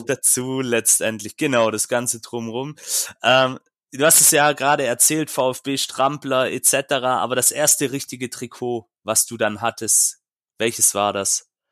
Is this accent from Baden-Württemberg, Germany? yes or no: yes; Stuttgart, Baden-Württemberg, Germany; als Stuttgarter